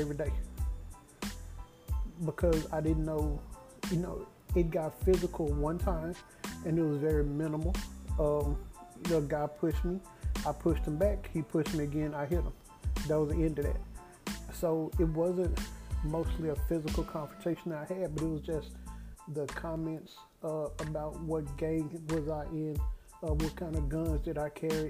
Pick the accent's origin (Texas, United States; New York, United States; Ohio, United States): Texas, United States; Dallas; I've never been to Africa and I'm from Dallas.